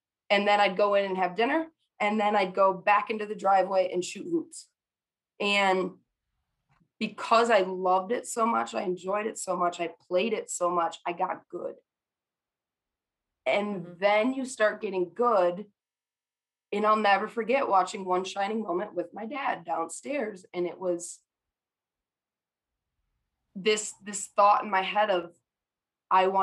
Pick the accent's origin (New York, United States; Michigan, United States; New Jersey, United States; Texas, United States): Michigan, United States; I grew up in Michigan and a Michigan fan